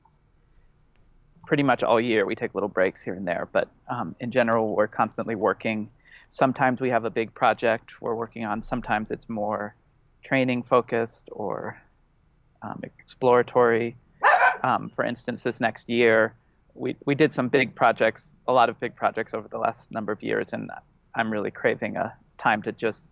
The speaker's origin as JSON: {"language": "English", "town": "Los Angeles", "region": "California", "country": "United States", "tie": "born or raised there", "said": "I grew up in Los Angeles"}